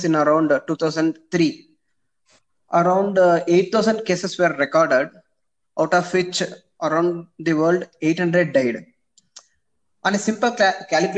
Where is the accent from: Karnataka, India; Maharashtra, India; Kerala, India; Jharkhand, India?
Karnataka, India; Shivamogga; moved away as an adult; also born or lived in Mysore; now in Chamarajanagar, India; I'm basically from Shivamogga.